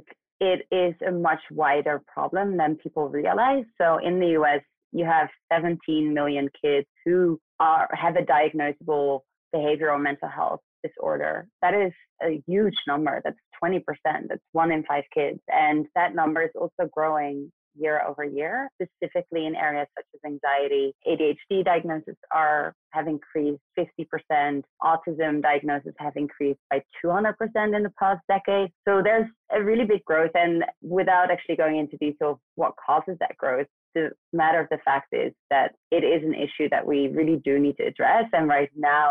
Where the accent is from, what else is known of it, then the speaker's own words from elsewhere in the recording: Netherlands; moved away as an adult; also born or lived in New York; now in United States; I'm actually born and raised in Western Europe, so in the Netherlands.